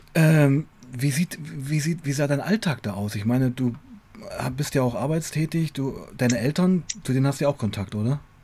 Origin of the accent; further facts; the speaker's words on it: Weißenfels, Saxony-Anhalt, Germany; moved away as an adult; also born or lived in Leipzig; also ich komme ja aus Weißenfels, eine Kleinstadt, mhm. Sachsen-Anhalt, habe ja schon in Leipzig gewohnt